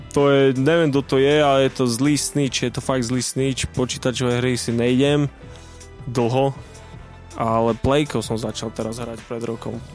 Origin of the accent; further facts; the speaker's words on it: Bratislava, Bratislava Region, Slovakia; ja som tam prežil mladosť